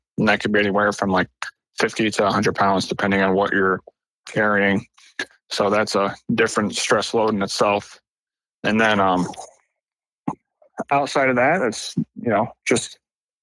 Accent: Ilion, New York, United States; moved away as an adult; now in South Carolina, United States; I'm from Central New York. I'm actually from Ilion, New York, which is about 10 minutes away from Utica

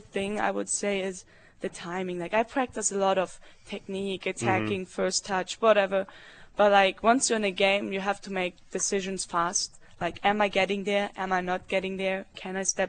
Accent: Germany; English is a second language; moved away as an adult; now in Norman, United States; in Germany, you have to take English in school, beginning fifth grade

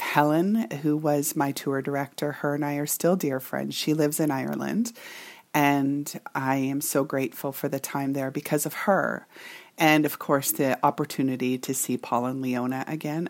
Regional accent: Canada; this Canadian girl who can typically hold her own

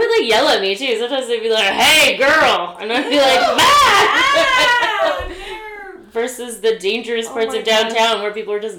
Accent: Richmond, Virginia, United States; I grew up in Richmond, Virginia, but I kind of lived in, like, a suburb of Richmond, but my school was near downtown

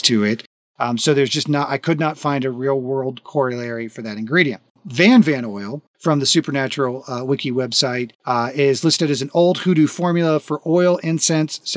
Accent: Florida, United States; now in Texas, United States; I'm from Florida.

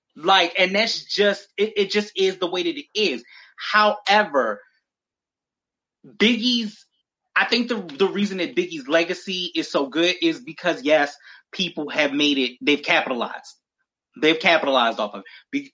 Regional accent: Baltimore, Maryland, United States; we're both from Baltimore

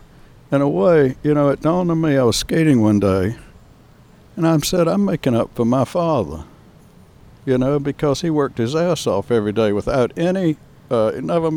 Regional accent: North Carolina, United States; moved away as an adult; also born or lived in Atlanta, Georgia / Miami, Florida; now in San Diego, United States; I was born on outside of Raleigh on a farm in North Carolina. And I grew up in North Carolina on a little dairy farm

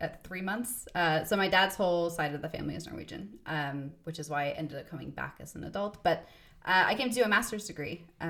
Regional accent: the South, United States; accent: Southern; I actually sound more Canadian now than I do kind of from the South. But if I'm around my mother, then it's very much gets a Southern

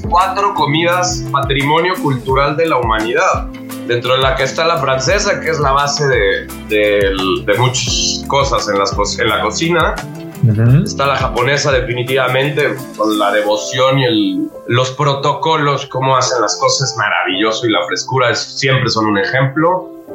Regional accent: Mexico; somos los mexicanos

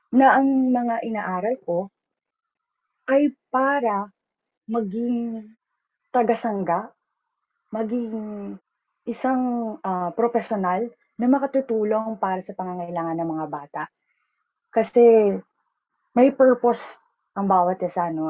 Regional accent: Pasig, Metro Manila, Philippines; taga Pasig kasi ako

